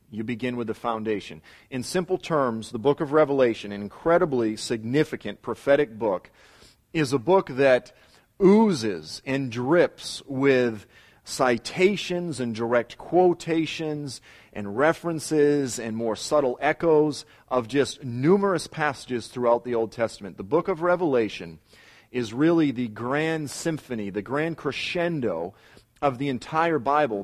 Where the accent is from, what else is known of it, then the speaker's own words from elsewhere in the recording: Boston, Massachusetts, United States; I'm from South Boston